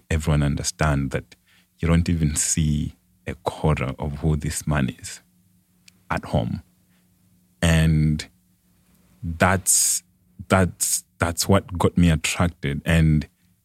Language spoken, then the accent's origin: English; Lilongwe, Central Region, Malawi; moved away as an adult; now in Gilbert, United States; I grew up in Malawi, in the central part of Malawi, in a city called Lilongwe.